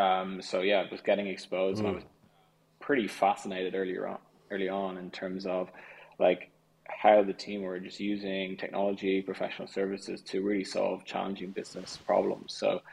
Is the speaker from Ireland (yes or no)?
yes; Clontarf, Leinster, Ireland; now in London, United Kingdom; I loved it there. I mean, I originally was in Griffith Avenue for about 12 years or so, and then we moved to Clontarf.